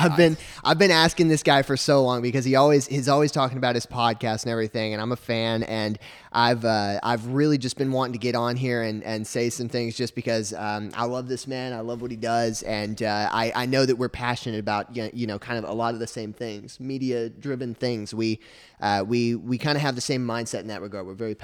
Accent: Arkansas, United States; I grew up in Arkansas, and I always sort of was passionate about telling stories.

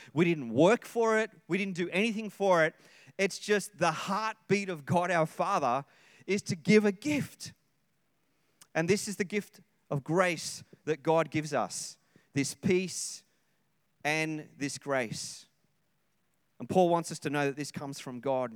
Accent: Sydney, New South Wales, Australia; moved away; I come from Sydney

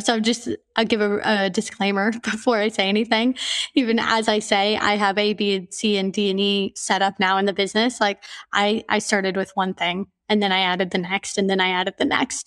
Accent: Portland, Oregon, United States; moved away as an adult; also born or lived in Romania / Singapore / Australia / Myanmar; now in Mauritius; I'm from Portland, Oregon

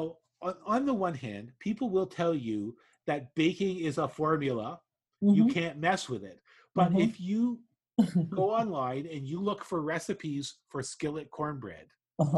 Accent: Canada; I'm from Canada

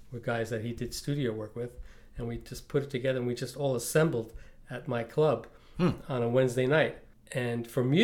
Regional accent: Nyack, New York, United States; born or raised there; now in Red Hook, United States

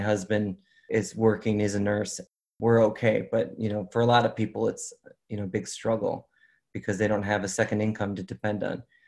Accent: Chicago, Illinois, United States; I'm born and raised in Chicago

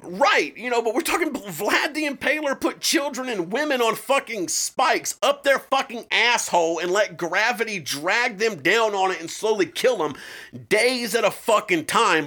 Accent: United States; we're American

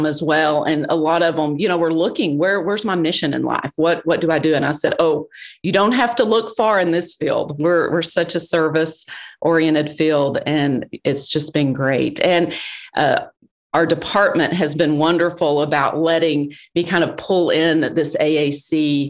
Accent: South Georgia, United States; moved away as an adult; also born or lived in Abilene, Texas; I grew up in South Georgia

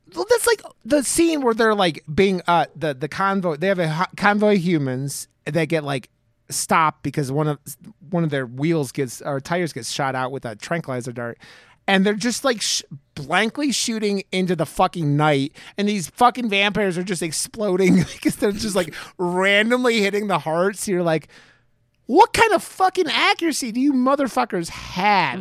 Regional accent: Cleveland, Ohio, United States; now in Denver, United States; I live in Denver, and I grew up in Cleveland

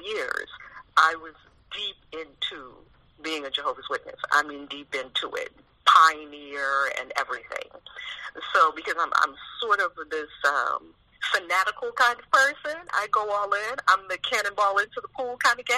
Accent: New York City, New York, United States; I was born and raised in New York City in Harlem, right in the middle of the hood

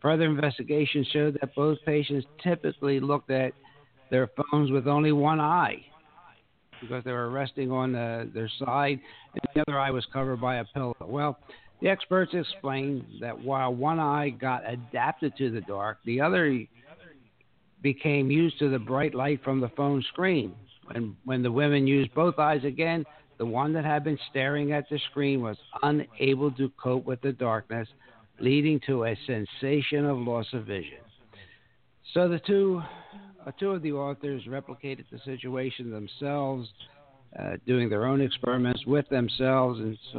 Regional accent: Pennsylvania, United States; now in Bonita Springs, United States; I came from, you know, north. I came from Pennsylvania. Now I live in a community, Bonita Springs, Florida

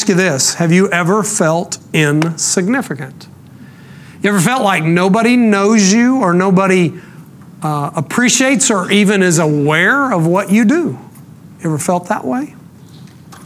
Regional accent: Rockwall, Texas, United States; I'm from Rockwall, which is the town that I spent most of my growing up years

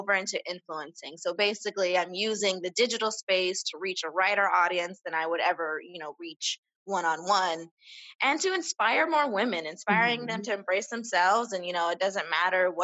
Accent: Las Vegas, Nevada, United States; I've been born and raised in Las Vegas.

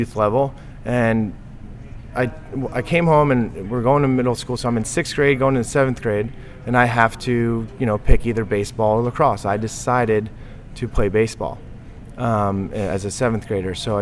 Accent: Long Island, New York, United States; growing up in Long Island

